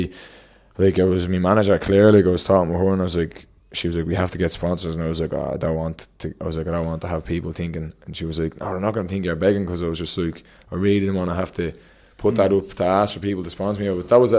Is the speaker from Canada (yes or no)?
no; Dún Laoghaire, Leinster, Ireland; Dunleary, and all about like local. When I go to the Worlds, like I'm going to be representing Dunleary, like that's … from Dunleary, Ireland, you know what I mean?